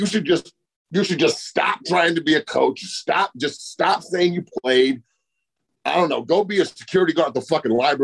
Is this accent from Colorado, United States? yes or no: yes; Boulder, Colorado, United States; I'm from Boulder too